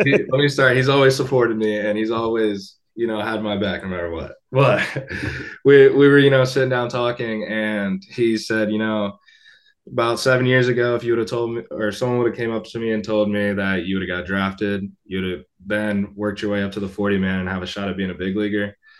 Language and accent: English; Tampa, Florida, United States; Tampa. That's where I was born.